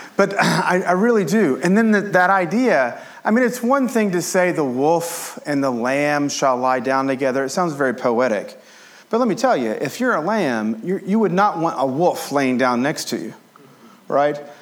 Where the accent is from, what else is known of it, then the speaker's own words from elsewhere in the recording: Appalachia, United States; I grew up as an Appalachian American